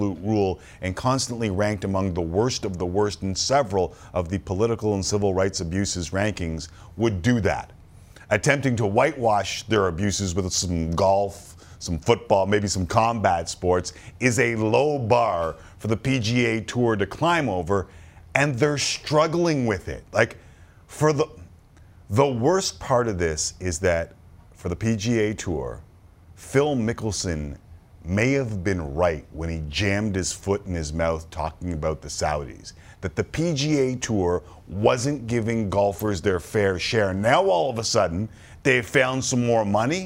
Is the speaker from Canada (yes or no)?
yes; Canada; I am Canadian